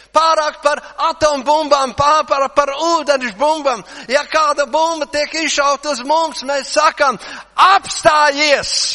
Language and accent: Latvian; Latvia; mēs esam latvieši, jā. Latvieši, jā